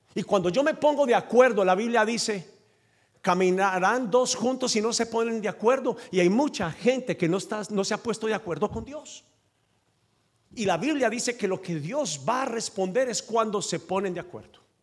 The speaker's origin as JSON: {"language": "Spanish", "country": "Colombia", "accent": "Colombian", "said": "Yo hablo como colombiano, pero soy de tu nacionalidad"}